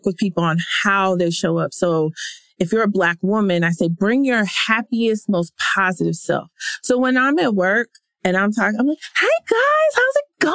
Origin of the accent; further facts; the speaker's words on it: Victoria, Texas, United States; now in Los Angeles, United States; I'm from Victoria, mm-hmm. Texas.